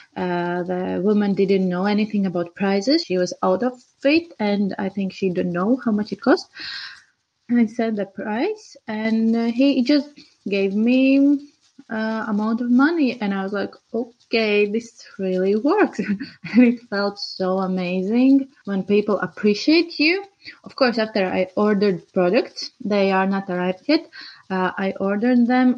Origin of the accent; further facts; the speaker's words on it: Riga, Latvia; I'm from Latvia, Riga